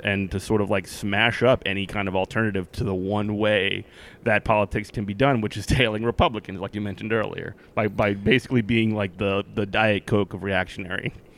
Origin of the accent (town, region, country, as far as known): Virginia, United States